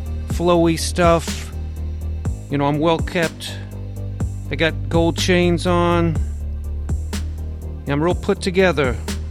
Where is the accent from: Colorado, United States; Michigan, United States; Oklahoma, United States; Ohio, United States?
Colorado, United States; Denver; And I'm born and raised in Denver, as you can tell from my accent.